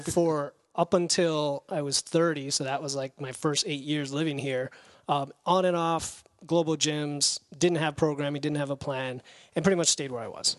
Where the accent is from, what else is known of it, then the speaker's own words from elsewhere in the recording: Florida, United States; moved away as an adult; also born or lived in New York; now in Windsor Locks, United States; we grew up in Florida